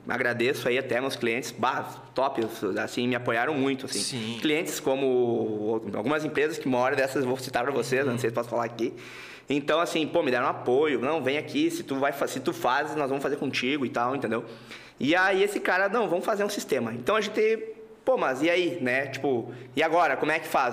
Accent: Santa Rosa, Rio Grande do Sul, Brazil; also born or lived in Passo Fundo / Santo Cristo; eu sou de Santa Rosa, Rio Grande do Sul

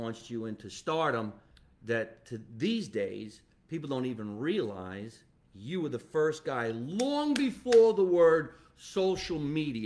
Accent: Jersey City, New Jersey, United States; he grew up where I grew up. In an Italian neighborhood called Jersey City

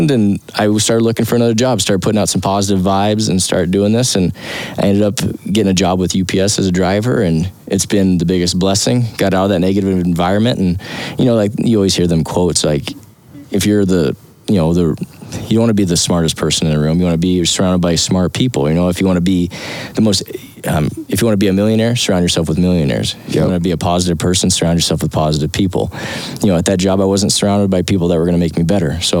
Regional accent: Wyoming, United States; I'm from Wyoming

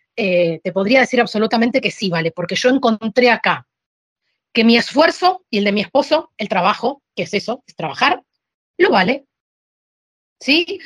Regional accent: Argentina; also born or lived in Sicily, Italy; now in Alicante, Spain; yo soy argentina

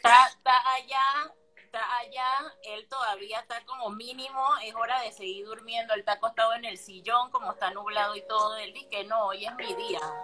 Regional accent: Panama; moved away as an adult; now in Buenos Aires, Argentina; los panameños somos los argentinos de Centroamérica

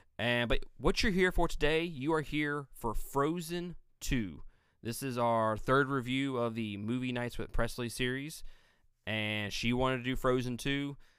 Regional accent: Mississippi, United States; We're from Mississippi.

